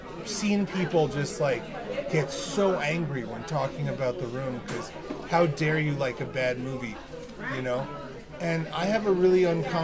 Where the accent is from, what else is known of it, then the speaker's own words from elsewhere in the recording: Massachusetts, United States; Which I just said like I'm from Massachusetts.